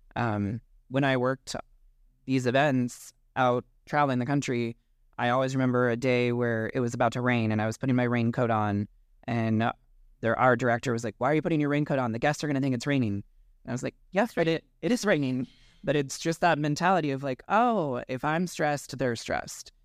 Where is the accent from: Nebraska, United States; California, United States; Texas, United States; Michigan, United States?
Nebraska, United States; Omaha; moved away; also born or lived in West Coast; I'm originally from Omaha